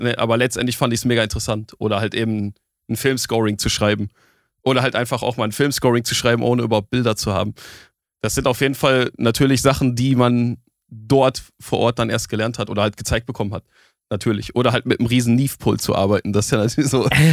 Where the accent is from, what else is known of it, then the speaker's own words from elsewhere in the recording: Essen, North Rhine-Westphalia, Germany; ich komme aus Essen.